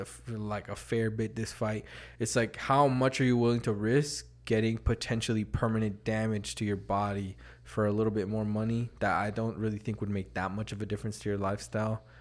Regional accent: Las Vegas, Nevada, United States; I'm from Vegas, bro. We, we don't see none

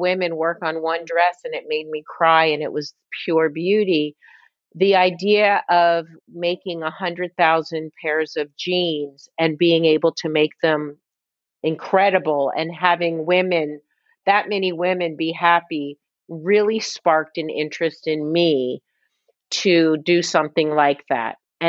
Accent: Midwest, United States; now in New York, United States; We're Midwest, you know, we grew up in the Midwest. We came to New York at the same time.

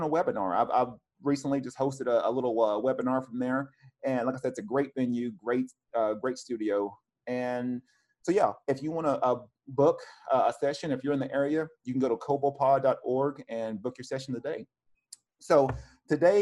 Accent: Cleveland, Tennessee, United States; now in Oceanside, United States; I'm originally from Cleveland

